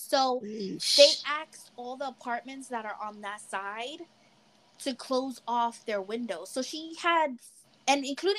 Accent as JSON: {"language": "English", "town": "New York City", "region": "New York", "country": "United States", "said": "we're from the Bronx."}